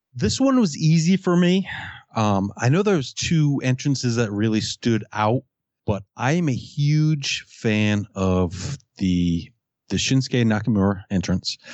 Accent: Fall River, Massachusetts, United States; I'm from Fall River, Massachusetts.

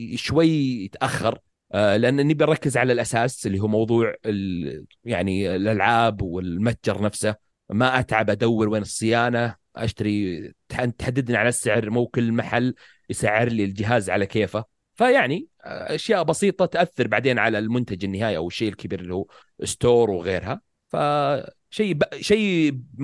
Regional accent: Saudi Arabia; عندنا في السعوديه

